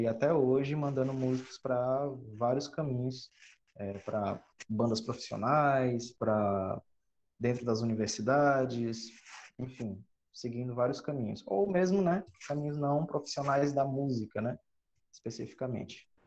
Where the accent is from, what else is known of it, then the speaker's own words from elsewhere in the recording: Cruz, Ceará, Brazil; also born or lived in São Paulo; eu não sou cearense, sou paulista, mas a minha família é toda cearense, então eu me considero cearense de sangue. E eu cheguei aqui no Ceará em 2000, mais ou menos com seis anos